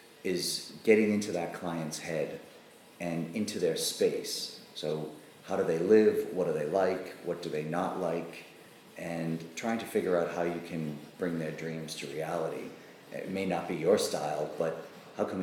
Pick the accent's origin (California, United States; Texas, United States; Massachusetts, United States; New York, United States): Massachusetts, United States; Boston; I grew up in Boston proper